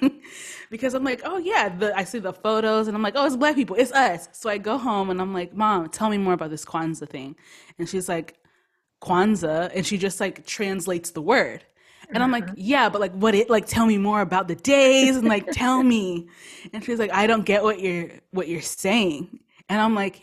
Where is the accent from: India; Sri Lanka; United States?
United States; I was born in the United States